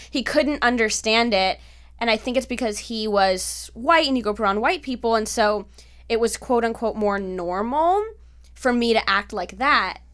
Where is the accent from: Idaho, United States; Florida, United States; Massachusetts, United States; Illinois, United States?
Florida, United States; Miami; now in Los Angeles, United States; I grew up with my father's side, which is Cuban, and I grew up in Miami